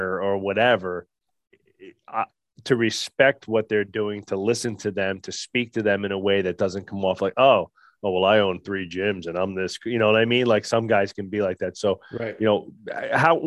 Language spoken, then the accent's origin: English; New Jersey, United States; I'm from Jersey